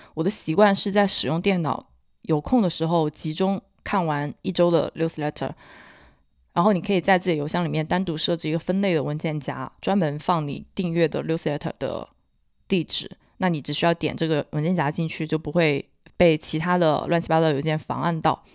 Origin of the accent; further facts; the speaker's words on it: Hunan, China; accent: Hunan; 我不算湖南口音，我是湖南，湖南人的通病，就是 L N 不分